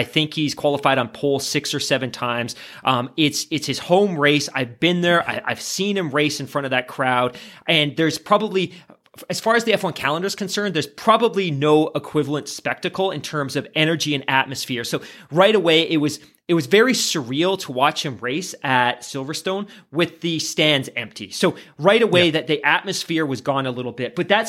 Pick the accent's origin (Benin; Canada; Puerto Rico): Canada; because I'm a Canadian